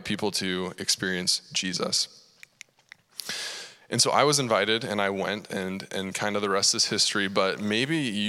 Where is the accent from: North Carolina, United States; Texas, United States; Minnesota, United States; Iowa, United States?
Iowa, United States; Cedar Falls; I grew up right here in Cedar Falls